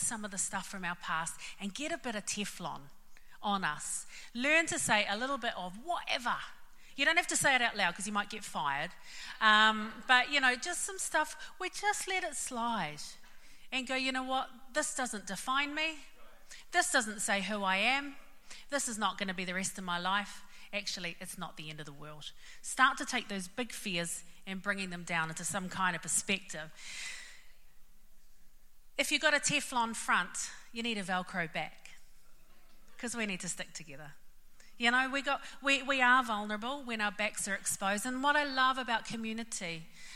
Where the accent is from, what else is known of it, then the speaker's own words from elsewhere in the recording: Auckland, New Zealand; I'm from West Auckland and this would be us